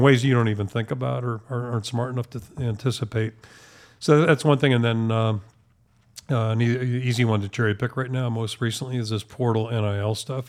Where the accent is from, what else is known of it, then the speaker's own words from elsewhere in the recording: Pittsburgh, Pennsylvania, United States; moved away as an adult; also born or lived in Maine; now in Iowa City, United States; growing up in Pittsburgh